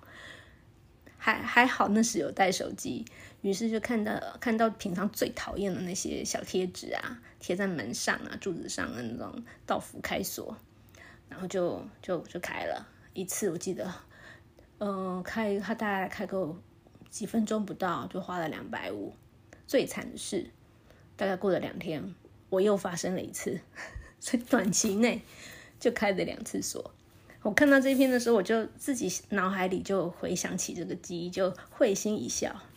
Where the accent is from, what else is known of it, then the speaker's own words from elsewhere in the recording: Taipei, Taiwan; moved away as an adult; now in Taichung, Taiwan; 我自己其实是，是台北长，长大的，所以，然后后来才搬来台中，差不多十年吧